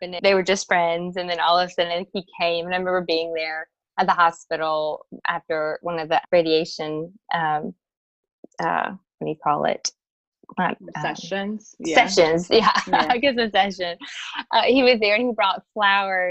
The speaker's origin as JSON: {"language": "English", "region": "South Louisiana", "country": "United States", "tie": "born or raised there", "said": "I grew up in South Louisiana, and I had a very close-knit family"}